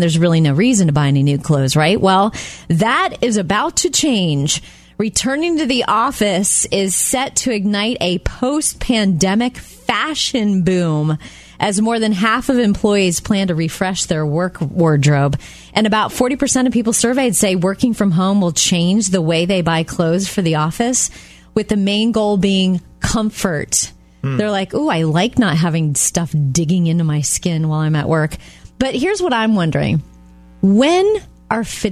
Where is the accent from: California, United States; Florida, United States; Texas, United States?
Florida, United States; Jupiter; I was right near Palm Beach, Florida